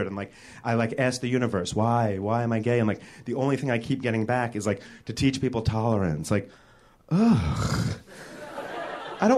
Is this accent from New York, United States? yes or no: yes; New York, United States; moved away as an adult; now in Los Angeles, United States; I'm from New York. I moved out here a year ago